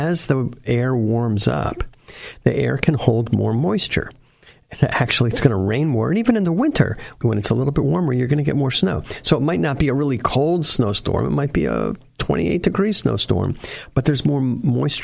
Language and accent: English; Essex County, New Jersey, United States; now in San Jose, United States; my hometown in Essex County, New Jersey